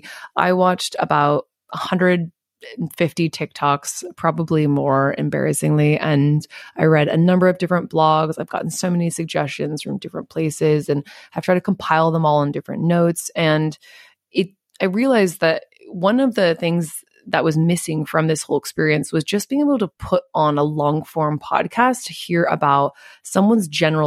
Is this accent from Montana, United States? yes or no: yes; Missoula, Montana, United States; moved away as an adult; now in Sydney, Australia; we're talking about my hometown. We are talking about Missoula, Montana